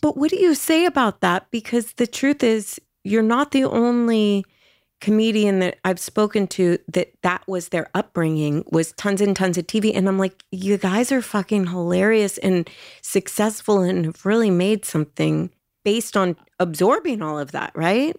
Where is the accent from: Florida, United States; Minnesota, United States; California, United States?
California, United States; Los Angeles; in Los Angeles